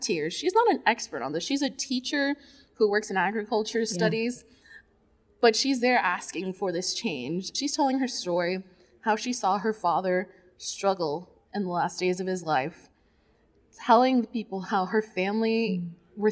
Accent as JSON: {"language": "English", "town": "Duluth", "region": "Georgia", "country": "United States", "said": "I am from Duluth, Georgia."}